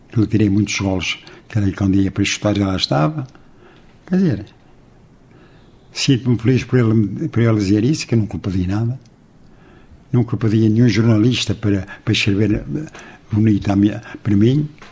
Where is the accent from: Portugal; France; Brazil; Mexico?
Portugal; Lamas; sou de Lamas. Aqui ao lado.